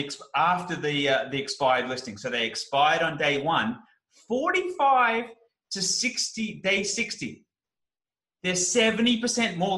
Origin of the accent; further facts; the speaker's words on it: Australia; I'm an Australian